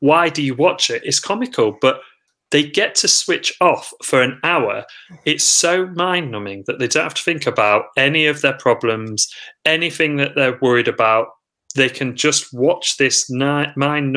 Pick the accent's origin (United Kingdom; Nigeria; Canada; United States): United Kingdom; Lincoln, East Midlands; also born or lived in Sheffield; only had a brief couple of years away when I went to university. I was at Sheffield. Mm-hmm. And then I came back to Lincoln